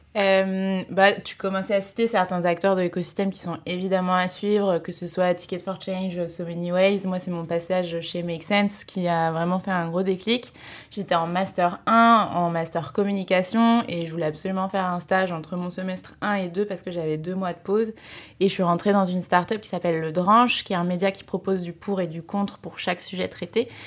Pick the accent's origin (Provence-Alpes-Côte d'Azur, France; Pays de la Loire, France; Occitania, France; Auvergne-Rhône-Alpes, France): Pays de la Loire, France; moved away; j'ai décidé de faire ma césure euh, chez moi, dans le Maine-et-Loire